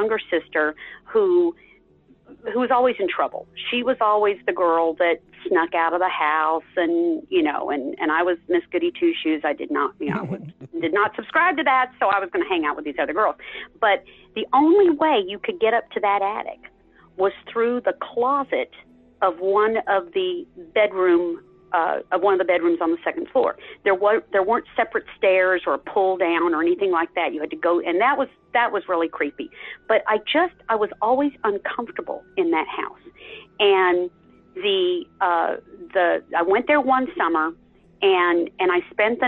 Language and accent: English; Texas, United States; I was raised in Texas.